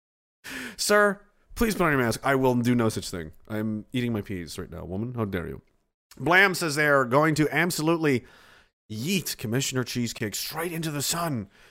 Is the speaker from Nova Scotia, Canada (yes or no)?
yes; Pictou, Nova Scotia, Canada; He mentions my hometown